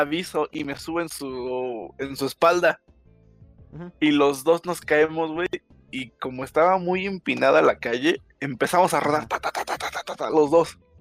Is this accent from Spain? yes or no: no; Mexico; also born or lived in State of Mexico; Soy mexicanísimo, soy mexicanísimo.